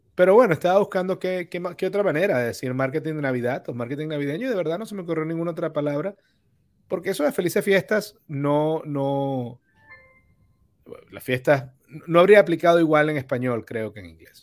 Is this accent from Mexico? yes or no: no; Venezuela; tú y yo somos venezolanos